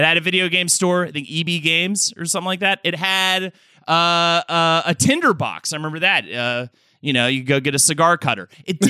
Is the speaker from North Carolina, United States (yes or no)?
yes; Charlotte, North Carolina, United States; I grew up in Charlotte, North Carolina